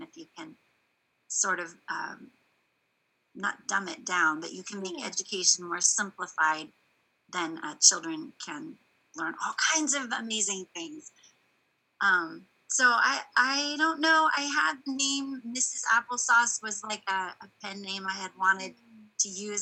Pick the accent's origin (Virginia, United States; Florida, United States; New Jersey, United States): Virginia, United States; East Coast; moved away; also born or lived in California; I grew I grew up on the East Coast, and mm-hmm. so my early education was out actually in Virginia area